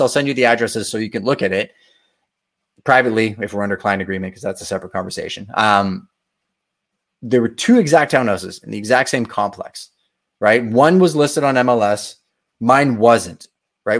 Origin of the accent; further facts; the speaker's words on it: Montreal, Quebec, Canada; I'm from Montreal